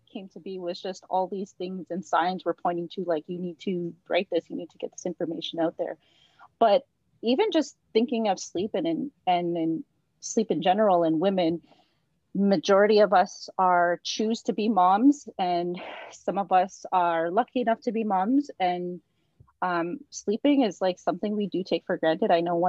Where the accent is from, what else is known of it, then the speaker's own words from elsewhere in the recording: Wiikwemkoong, Ontario, Canada; now in Peterborough, Canada; I'm from the Thunderbird clan, and I'm from Wiki, and I'm currently living in Peterborough while I go to school to finish my PhD.